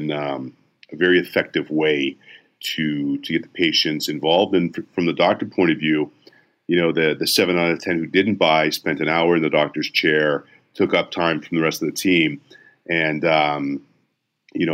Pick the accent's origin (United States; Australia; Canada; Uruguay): Canada; moved away as an adult; I grew up in Canada